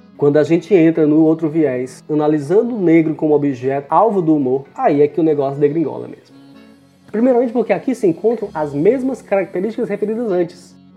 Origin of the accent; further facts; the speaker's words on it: Ceará, Brazil; Sou cearense, residente no interior do estado do Ceará